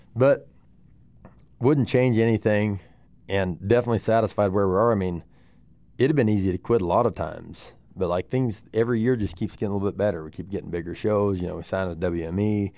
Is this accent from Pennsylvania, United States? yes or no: no; Moorcroft, Wyoming, United States; growing up in Moorcroft